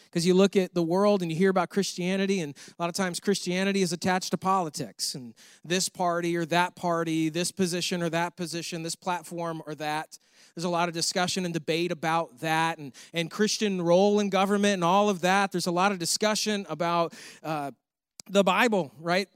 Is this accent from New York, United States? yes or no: yes; New York, United States; moved away; I'm from New York